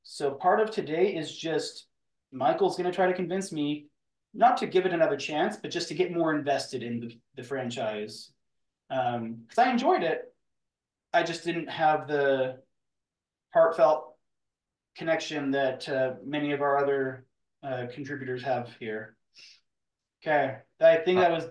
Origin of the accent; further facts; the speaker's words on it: Western Canada, Canada; living on the western side of Canada